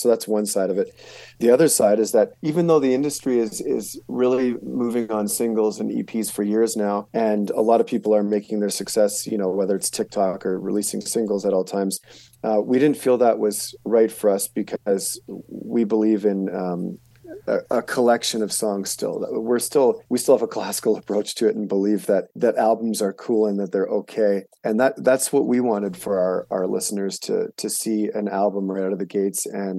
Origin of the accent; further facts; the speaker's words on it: Canada; now in Helena, United States; I was born and raised in Canada and lived there for a lot of years until about 11 years ago when I moved down to the U.S. And so I have both citizenships